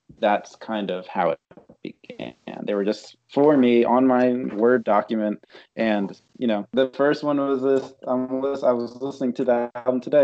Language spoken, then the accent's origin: English; North New Jersey, United States; I grew up in North New Jersey